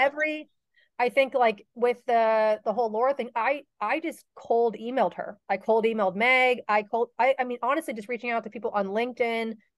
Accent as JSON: {"language": "English", "town": "Mystic", "region": "Connecticut", "country": "United States", "tie": "born or raised there", "said": "I grew up in Mystic, Connecticut"}